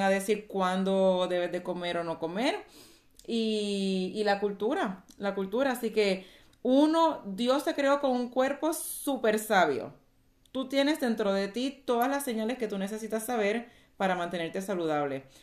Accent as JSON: {"language": "Spanish", "country": "Puerto Rico", "tie": "born or raised there", "moved": "as an adult", "lives_now": "Texas, United States", "said": "nací, y me crié en Puerto Rico"}